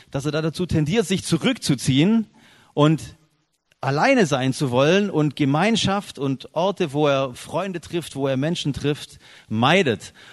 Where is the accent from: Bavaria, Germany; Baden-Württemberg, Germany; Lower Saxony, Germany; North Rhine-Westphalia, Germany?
Baden-Württemberg, Germany; Biberach; ursprünglich komme ich aus Biberach bei Ulm. Sagt, sagt es jemandem was? Biberach südlich von Ulm.